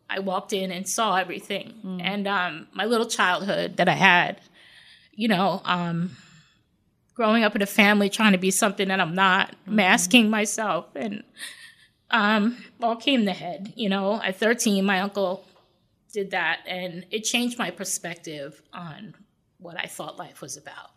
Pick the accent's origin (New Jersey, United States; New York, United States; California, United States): New York, United States; Long Island; I grew up in New York. I grew up in Long Island, New York.